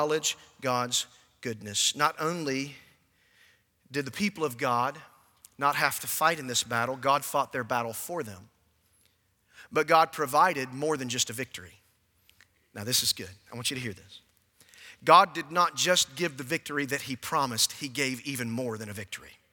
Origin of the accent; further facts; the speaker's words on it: Warner Robins, Georgia, United States; I grew up in Warner Robins, Georgia